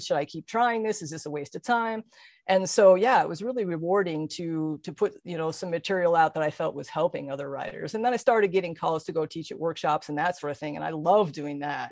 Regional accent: Colorado, United States; moved away; my hometown in Colorado

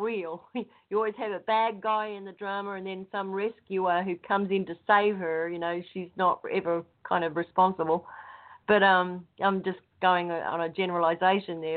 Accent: Australia; moved away as an adult; now in United States; I'm Australian, obviously, um, with American citizenship. I came over here because I met somebody and I married them

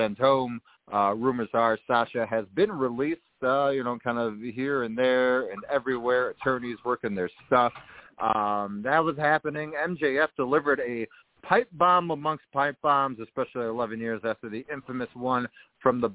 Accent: Chicago, Illinois, United States; Chicago, Illinois, the best city in all the world, my hometown

